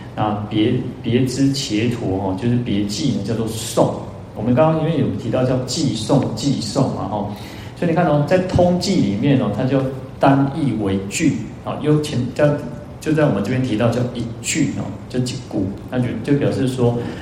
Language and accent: Chinese; Taiwan; 因为我们台湾人有储蓄的习惯